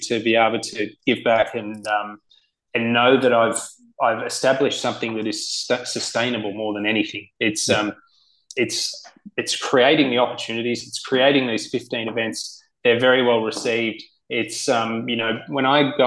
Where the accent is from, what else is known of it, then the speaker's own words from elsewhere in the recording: Sydney, New South Wales, Australia; moved away as an adult; also born or lived in United States; Cronulla Golf Club, where I grew up in Sydney